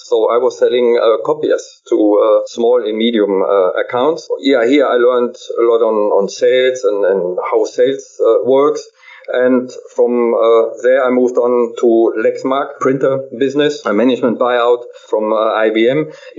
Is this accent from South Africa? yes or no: no; Germany; English is a second language; I'm German and English is not my mother tongue.